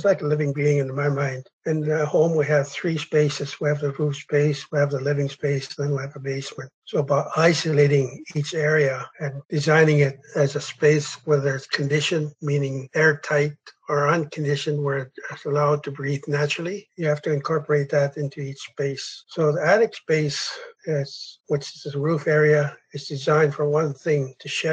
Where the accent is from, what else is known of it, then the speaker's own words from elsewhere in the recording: Bella Coola, British Columbia, Canada; I'm from Ballycoola